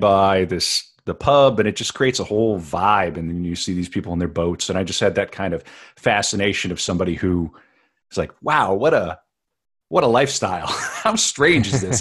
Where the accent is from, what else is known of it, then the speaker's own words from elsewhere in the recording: United States; as an American